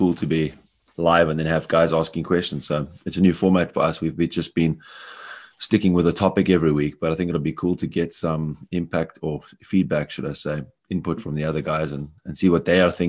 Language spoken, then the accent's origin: English; Cape Town, Western Cape, South Africa; moved away as an adult; now in Bavaria, Germany; I'm living in Bavaria, although I'm a South African from Cape Town